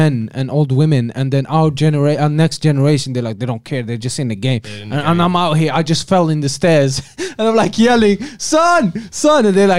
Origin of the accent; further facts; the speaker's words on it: Algeria; now in United Kingdom; I'm originally from Algeria.